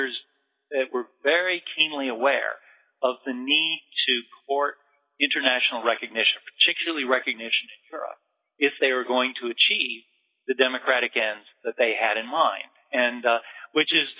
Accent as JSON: {"language": "English", "town": "Detroit", "region": "Michigan", "country": "United States", "tie": "born or raised there", "said": "I was born in Detroit"}